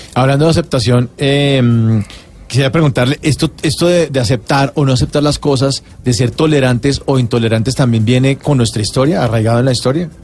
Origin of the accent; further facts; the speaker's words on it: Colombia; los colombianos somos